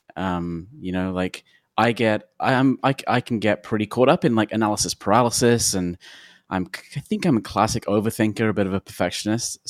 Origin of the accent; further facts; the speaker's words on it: London, United Kingdom; now in Portland, United States; I'm from London